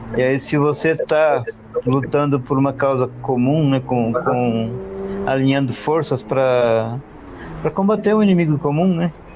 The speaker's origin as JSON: {"language": "Portuguese", "region": "Northeast Region", "country": "Brazil", "moved": "yes", "said": "eu sou, eu sou nordestino, né? Eu sou imigrante"}